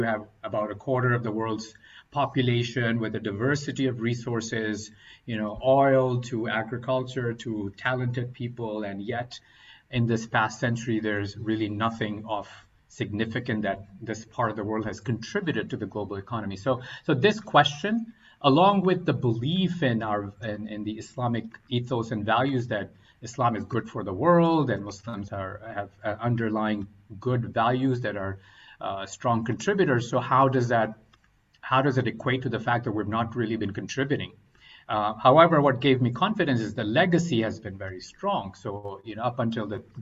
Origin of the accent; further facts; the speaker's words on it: Oman; moved away as an adult; also born or lived in Pakistan / North Carolina, United States / Boston, United States; now in United States; originally coming from Pakistan, growing up in the Middle East in Oman, and had come to the States for my higher education